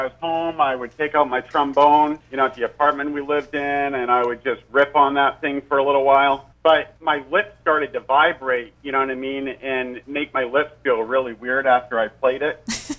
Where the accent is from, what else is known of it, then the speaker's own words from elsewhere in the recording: Millinocket, Maine, United States; now in Hollis, United States; I'm from Millinocket originally, but I live over in Hollis right now.